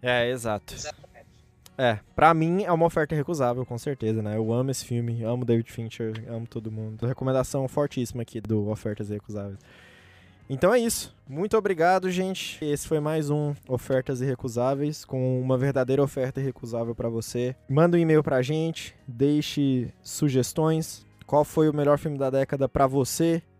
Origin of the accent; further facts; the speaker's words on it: Brazil; a gente é brasileiro